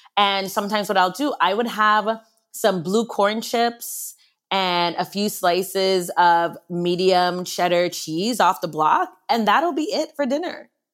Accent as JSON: {"language": "English", "country": "U.S. Virgin Islands", "tie": "born or raised there", "said": "born and raised in St. Croix in the Virgin Islands"}